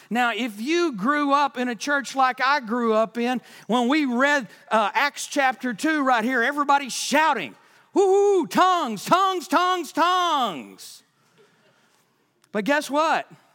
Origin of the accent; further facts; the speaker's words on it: Texas, United States; I'm from Texas